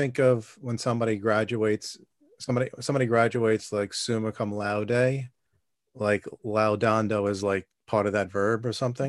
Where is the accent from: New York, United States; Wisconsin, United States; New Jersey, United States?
New York, United States; New York City; also born or lived in Brooklyn, New York; I grew up in Staten Island, and I'm s, still there